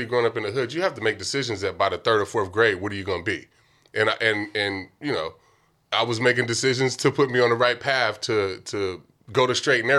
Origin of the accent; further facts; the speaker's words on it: Vallejo, California, United States; also born or lived in Oakland; where I grew up in Vallejo